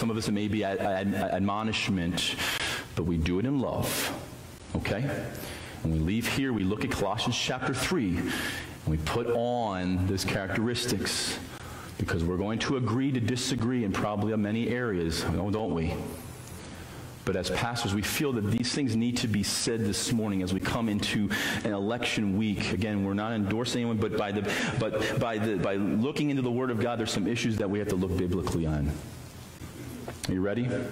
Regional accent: United States; as a citizen of the United States of America

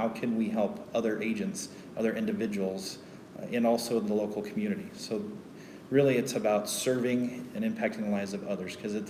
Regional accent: Colorado Springs, Colorado, United States; I was born right here in Colorado Springs. I'm one of the rare few natives here around.

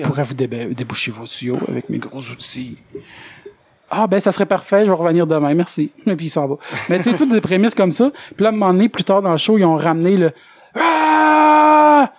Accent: Quebec, Canada; moved away as an adult; also born or lived in Victoriaville; je viens du Lac-Saint-Jean

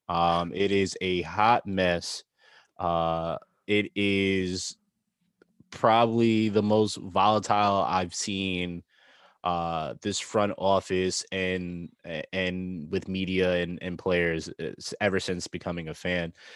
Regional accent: New York, United States; being from New York and having New York teams

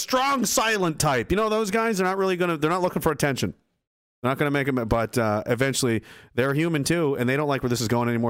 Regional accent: Canada; And that's what we were fucking supposed to be as Canadian you know, men or people.

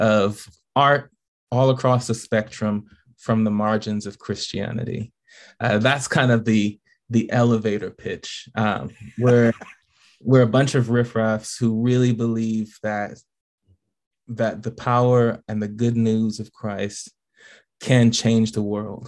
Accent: Bahamas; now in Tennessee, United States; I am from the Bahamas originally.

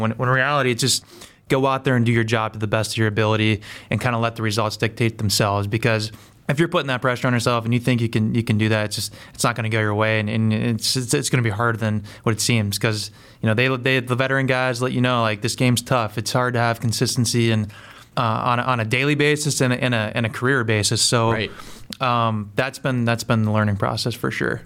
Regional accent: Pennsylvania, United States; I'm from Pennsylvania, like I grew up in PA

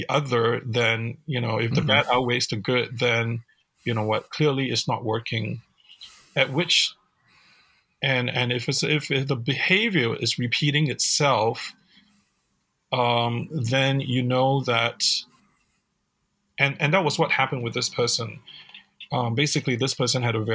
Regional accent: Singapore; now in United States; growing up in Singapore.

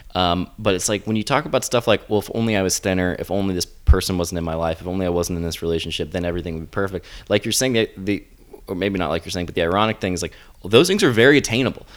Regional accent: the South, United States; I'm from the South

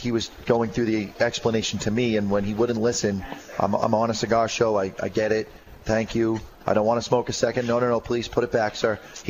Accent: Massachusetts, United States; born and raised in Mass.

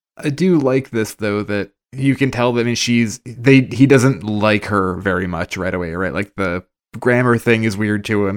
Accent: Boston, Massachusetts, United States; being from the Northeast, right? We're from Boston, all of us

